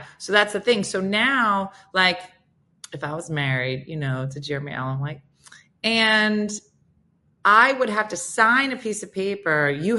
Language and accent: English; United Kingdom; moved away; Yeah, I'm British, been here 20 years, still don't understand it.